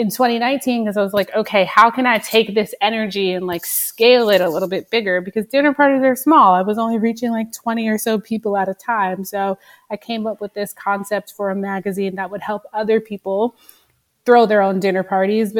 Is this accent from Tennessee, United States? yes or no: no; Nanuet, New York, United States; now in New York City, United States; I grew up in Rockland County, New York, in this small town called Nanuet.